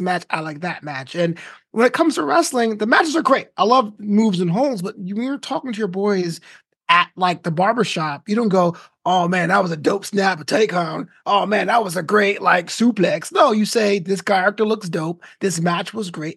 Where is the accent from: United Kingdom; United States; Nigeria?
United States; New York; born or raised there; moved away as an adult; also born or lived in Florida / Orange County; now in Los Angeles, United States